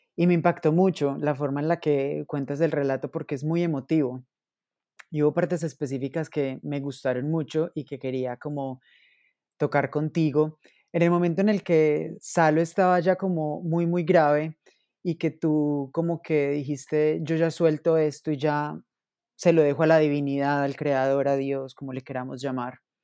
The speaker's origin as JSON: {"language": "Spanish", "town": "Manizales", "region": "Caldas", "country": "Colombia", "moved": "yes", "said": "yo hace un tiempo no estoy en Manizales, pero claro, soy de Manizales"}